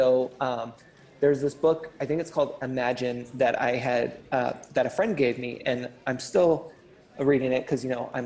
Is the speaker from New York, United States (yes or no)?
no; California, United States; I'm totally a California boy